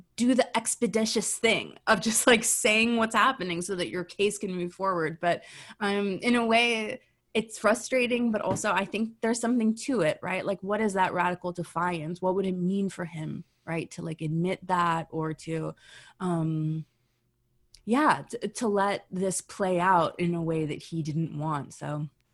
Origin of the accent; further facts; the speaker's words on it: United States; now in Canada; I was born in the United States